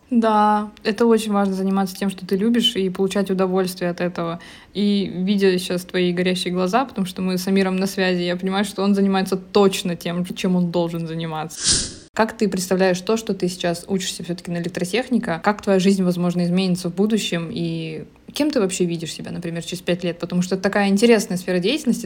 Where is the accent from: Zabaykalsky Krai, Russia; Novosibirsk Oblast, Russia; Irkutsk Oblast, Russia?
Zabaykalsky Krai, Russia; родилась как бы уже в поселке в Забайкальском крае